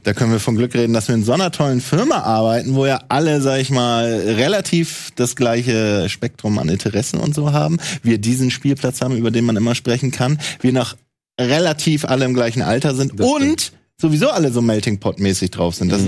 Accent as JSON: {"language": "German", "region": "Bremen", "country": "Germany", "tie": "born or raised there", "also_born_or_lived": "Mecklenburg-Vorpommern", "moved": "as an adult", "lives_now": "Hamburg, Germany", "said": "Ich bin ja gebürtiger Ossi aus Mecklenburg-Vorpommern, bin dann 90 nach Bremen gekommen und bin 2012 nach Hamburg gekommen"}